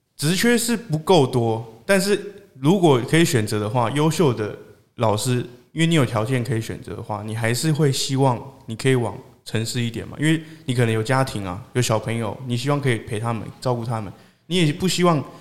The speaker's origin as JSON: {"language": "Chinese", "town": "Hualien", "region": "Hualien County", "country": "Taiwan", "tie": "born or raised there", "moved": "yes", "said": "我其实在花莲是长大的，就是我不是真的在偏乡里面长大"}